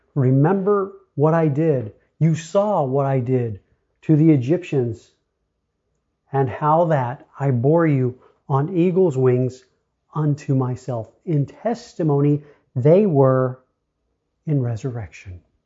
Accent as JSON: {"language": "English", "country": "United States", "tie": "born or raised there", "said": "I am born an American of the United States"}